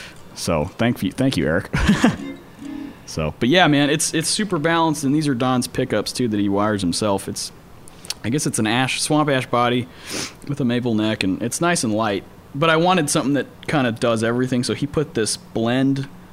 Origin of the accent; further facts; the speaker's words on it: Menlo Park, California, United States; Menlo Park, California, man.